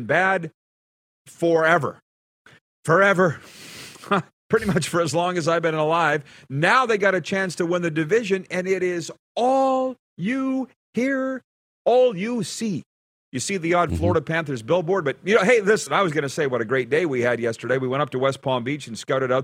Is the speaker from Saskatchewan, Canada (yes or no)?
yes; Saskatchewan, Canada; moved away as an adult; growing up in Saskatchewan, I never really left until the mid-90s, until I was well into my 20s